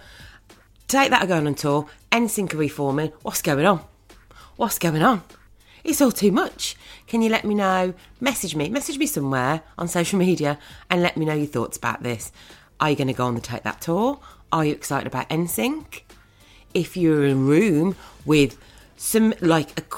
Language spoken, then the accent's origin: English; Birmingham, West Midlands, United Kingdom; I want to go and watch them in my hometown.